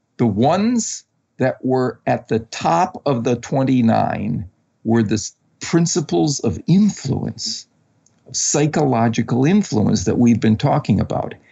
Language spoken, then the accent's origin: English; Wisconsin, United States; I grew up in Wisconsin